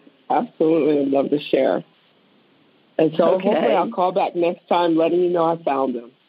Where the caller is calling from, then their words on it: Maryland, United States; Oh, I am outside, 30 minutes outside of Washington, D.C. in Maryland, Chambersburg.